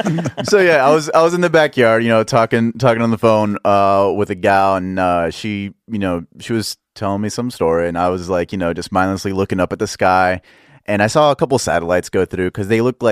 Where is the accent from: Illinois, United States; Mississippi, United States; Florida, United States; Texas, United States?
Texas, United States; Dallas; Dallas. Dallas